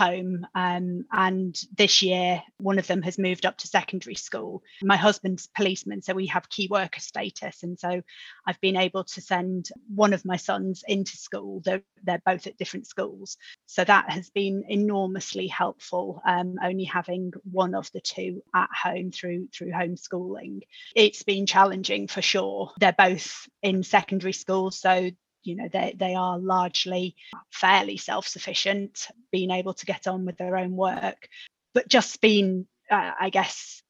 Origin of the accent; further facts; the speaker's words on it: Yorkshire and the Humber, United Kingdom; Being a Yorkshire girl